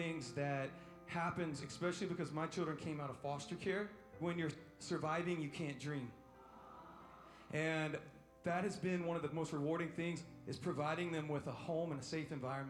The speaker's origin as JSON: {"language": "English", "region": "East Tennessee", "country": "United States", "moved": "yes", "lives_now": "Orange County, United States", "said": "I'm originally from East Tennessee, but right now I live in Orange County."}